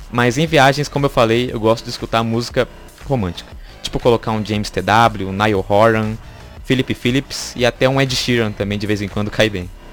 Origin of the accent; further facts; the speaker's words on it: Taboão da Serra, São Paulo, Brazil; e sou natural da cidade de Taboão da Serra